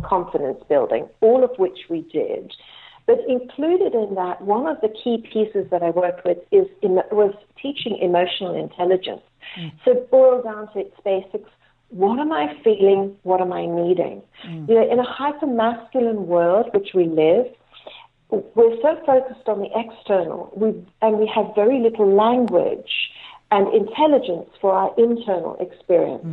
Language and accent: English; Cape Town, Western Cape, South Africa; I was born in Cape Town